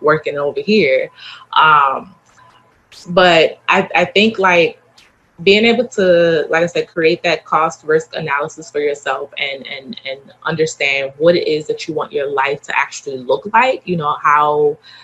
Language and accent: English; Baltimore, Maryland, United States; I'm from Baltimore, so I have that hustler